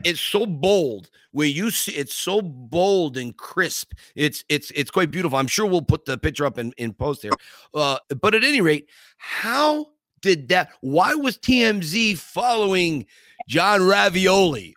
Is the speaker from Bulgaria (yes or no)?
no; Scranton, Pennsylvania, United States; The Pretender premiered in my hometown in Scranton